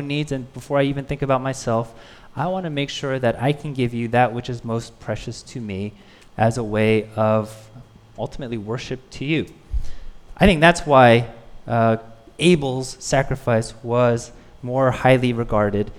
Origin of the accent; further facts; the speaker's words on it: United States; I'm Korean American